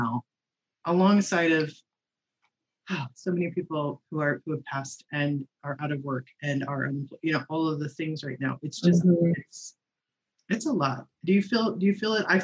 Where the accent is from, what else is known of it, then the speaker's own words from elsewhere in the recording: Indiana and Chicago, Midwest, United States; moved away as an adult; also born or lived in Michigan / Seattle / Sonoma County; now in Marina del Rey, United States; I was born in Michigan, over there, and then grew up in and around Indiana and Chicago before heading out west to Seattle to go to college